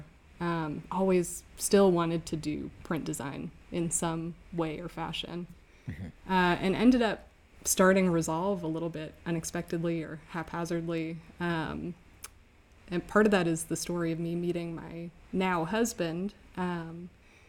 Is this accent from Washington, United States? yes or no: yes; Redmond, Washington, United States; also born or lived in Rhode Island; I grew up outside of Seattle in Redmond, Washington